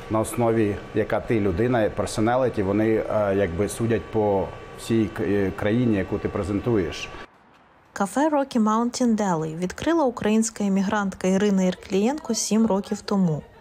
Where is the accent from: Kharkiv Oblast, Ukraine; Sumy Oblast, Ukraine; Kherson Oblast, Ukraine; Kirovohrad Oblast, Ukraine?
Kirovohrad Oblast, Ukraine; now in United States; В нашому районі ми самі з Кіровоградської області є волонтери